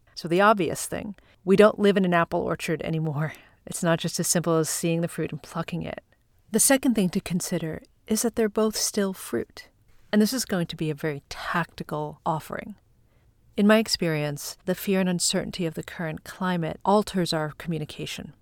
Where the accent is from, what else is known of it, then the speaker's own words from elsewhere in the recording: Long Island, New York, United States; now in Manhattan, United States; Growing up on Long Island and now living in Manhattan